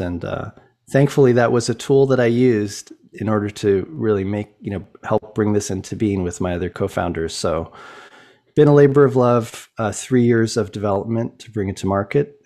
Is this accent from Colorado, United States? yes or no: yes; Boulder, Colorado, United States; I grew up in Boulder, Colorado